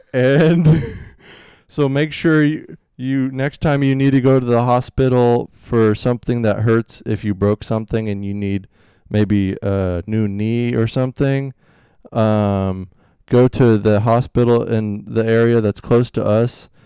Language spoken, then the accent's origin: English; Kansas City, United States; I was born in Kansas City